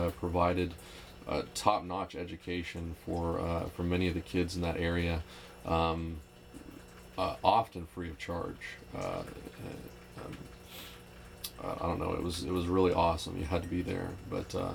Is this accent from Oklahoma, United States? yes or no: yes; Oklahoma City, Oklahoma, United States; moved away as an adult; also born or lived in East Texas; I was raised in Oklahoma City